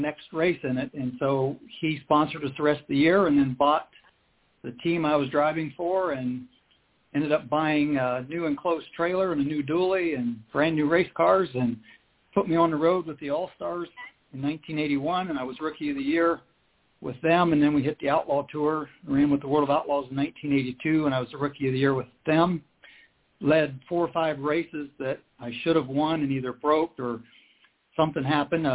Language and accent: English; Ohio, United States; I grew up here in Ohio, and my neighbors were the Hodenshields